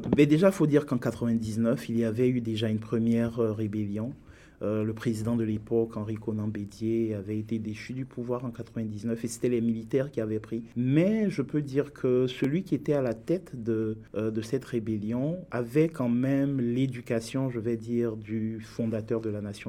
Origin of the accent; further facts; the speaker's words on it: Bouaké, Vallée du Bandama, Côte d’Ivoire; moved away as an adult; also born or lived in Abidjan, Côte d'Ivoire / Lyon, France; now in Canada; je suis né en Côte d'Ivoire, j'ai grandi en Côte d'Ivoire